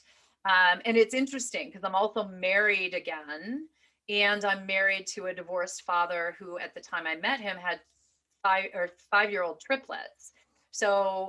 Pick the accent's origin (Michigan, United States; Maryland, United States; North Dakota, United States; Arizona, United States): Michigan, United States; moved away as an adult; also born or lived in Manhattan; I was a kid from Michigan